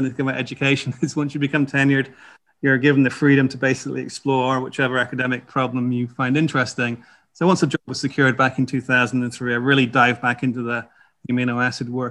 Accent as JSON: {"language": "English", "area": "North Dorset", "region": "South West England", "country": "United Kingdom", "tie": "born or raised there", "also_born_or_lived": "Chicago, United States", "moved": "as an adult", "lives_now": "United States", "said": "I grew up in Dorset, actually, North Dorset."}